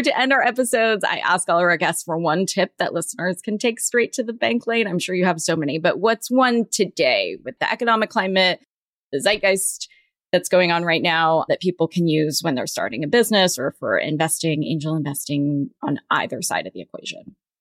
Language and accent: English; Southern California, United States; I grew up in Southern California, but first generation American